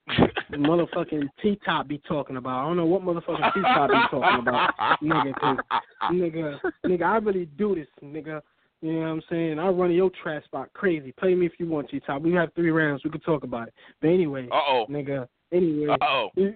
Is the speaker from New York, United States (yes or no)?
yes; New York City, New York, United States; moved away as an adult; now in Maine, United States; I'm from Brooklyn